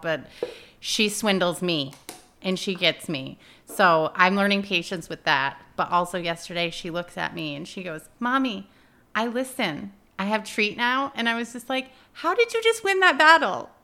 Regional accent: Peru, New York, United States; I grew up in Peru

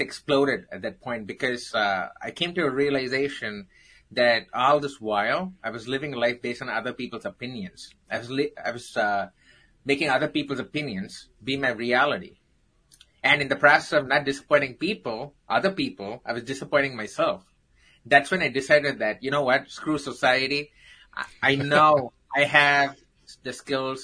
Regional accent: Chennai, Tamil Nadu, India; moved away; I grew up in the southern part of India from a place called Chennai

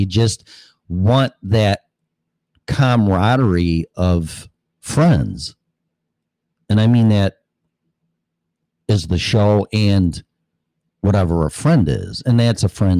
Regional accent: Hanover Park, Illinois, United States; moved away as an adult; also born or lived in Colorado; I was not born, but raised in, well, Hanover Park, which is right next door. You got Hanover Park, Bartlett, Streamwood, Illinois

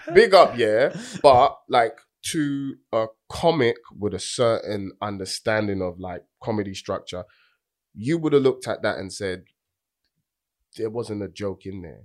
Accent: London, United Kingdom; I'm from Tottenham

